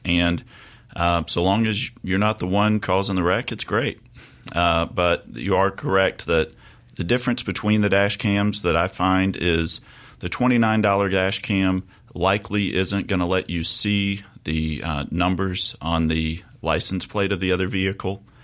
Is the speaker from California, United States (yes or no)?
no; Jackson, Mississippi, United States; also born or lived in Oxford, Mississippi; I'm born and raised in Mississippi, uh, hail from the Mississippi Delta, but grew up in Jackson